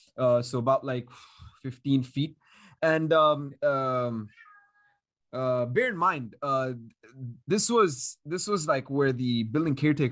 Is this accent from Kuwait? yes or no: yes; Kuwait; Like when I was here growing up in Kuwait, being exposed to so many sources of media and entertainment, mainly Western media, obviously.